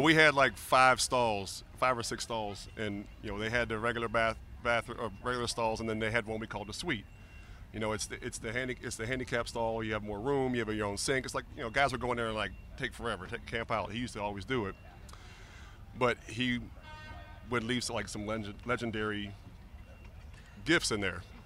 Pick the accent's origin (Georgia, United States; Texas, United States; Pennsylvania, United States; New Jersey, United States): Pennsylvania, United States; Pittsburgh; moved away as an adult; also born or lived in Miami; I grew up in Pittsburgh as a big Steeler fan